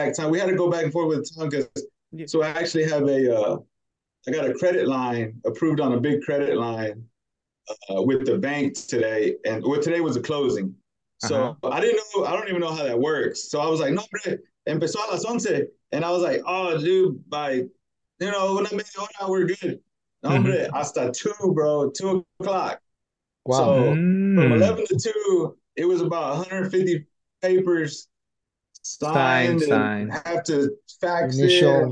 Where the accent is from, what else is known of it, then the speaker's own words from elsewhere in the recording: Dallas, Texas, United States; I was born in Dallas, Texas